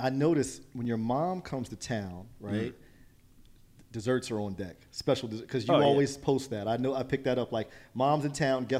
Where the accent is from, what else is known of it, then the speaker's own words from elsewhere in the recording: Trenton, United States; I grew up in Trenton, and we were called the Trenton Tornadoes as our high school football team.